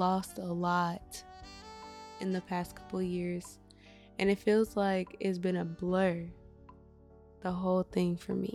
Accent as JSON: {"language": "English", "region": "Midwest", "country": "United States", "said": "I'm from the Midwest"}